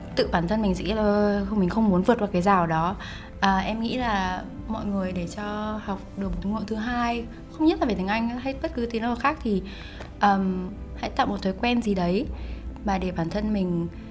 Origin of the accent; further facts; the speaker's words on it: Hanoi, Vietnam; first language Vietnamese; quê mình ở Hà Nội